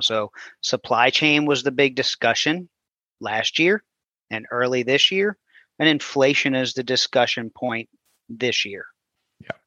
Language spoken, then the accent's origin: English; New Orleans, Louisiana, United States; moved away as an adult; also born or lived in Houston; I grew up in New Orleans, and in right. 2005, we got hit with Hurricane Katrina